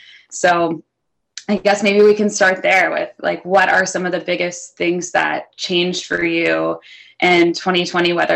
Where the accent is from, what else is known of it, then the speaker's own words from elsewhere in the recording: the Carolinas, United States; moved away as an adult; also born or lived in New York City; now in Charlotte, United States; I'm originally from the Carolinas, but called New York City home for a little over 7 years